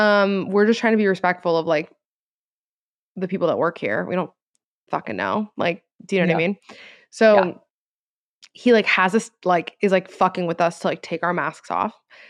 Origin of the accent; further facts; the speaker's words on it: Florida, United States; Like we're both from Florida. We both acknowledge that Florida's crazy.